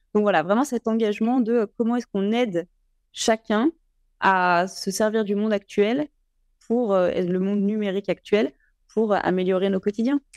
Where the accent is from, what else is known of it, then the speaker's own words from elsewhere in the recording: Lyon, Auvergne-Rhône-Alpes, France; je suis née à Lyon 8e. J'ai grandi euh, donc dans, un milieu euh, extrêmement privilégié dont j'ai conscience. J'ai grandi dans les Monts d'Or